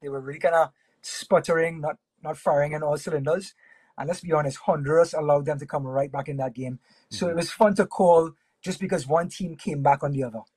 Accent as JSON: {"language": "English", "country": "Trinidad & Tobago", "tie": "born or raised there", "said": "I was I was born and raised in Trinidad and Tobago."}